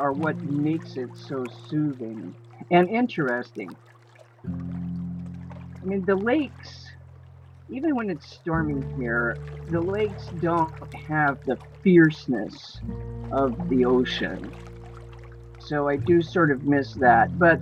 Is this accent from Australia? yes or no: no; Gulf Coast, United States; moved away; I was born on the Gulf Coast